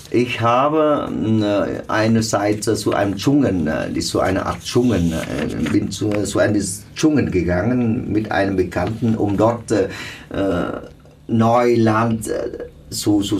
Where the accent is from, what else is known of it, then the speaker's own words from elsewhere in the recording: South Vietnam, Vietnam; wir stammen alle aus dem Süden. Äh, wir haben mehr oder weniger mit der alten Regierung zu tun.